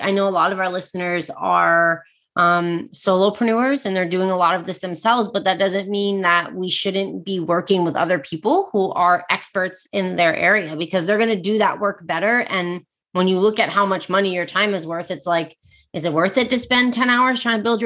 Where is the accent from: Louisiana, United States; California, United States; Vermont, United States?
Vermont, United States; moved away as an adult; also born or lived in San Diego; my husband and I were born and raised in Vermont, and then we lived in San Diego for 9 years, and we just moved back